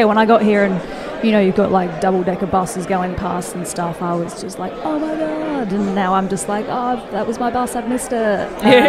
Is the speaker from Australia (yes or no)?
yes; Busselton, Western Australia, Australia; moved away as an adult; now in Brighton, United Kingdom; I am 28. I am from Busselton, Western Australia, 6280.